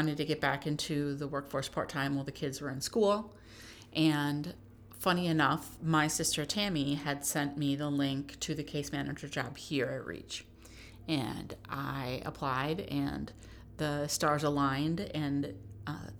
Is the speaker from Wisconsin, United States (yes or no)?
yes; Neenah, Wisconsin, United States; also born or lived in Kenosha / Oklahoma / New Jersey / Kansas City; I grew up in Neenah